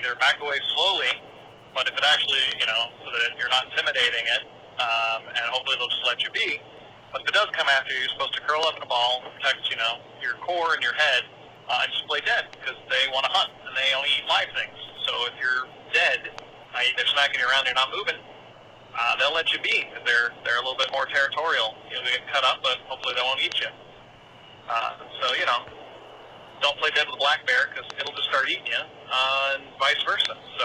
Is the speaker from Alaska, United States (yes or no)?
yes; Anchorage, Alaska, United States; I grew up in Anchorage, so literally would see black bears and brown bears and grizzlies half a dozen times a year